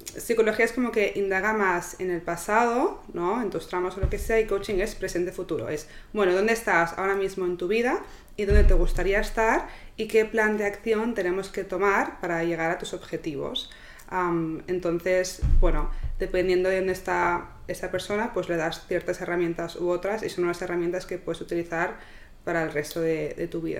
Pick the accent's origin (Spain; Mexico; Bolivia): Spain; Barcelona, Catalonia; moved away